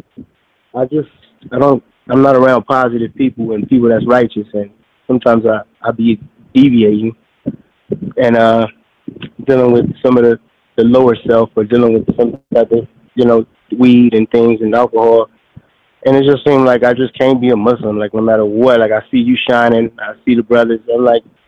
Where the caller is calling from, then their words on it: Phoenix, Arizona, United States; I'm calling from Arizona, Phoenix.